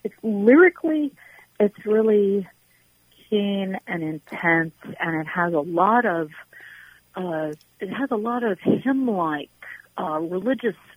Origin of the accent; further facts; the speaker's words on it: Virginia, United States; I was born and raised in Virginia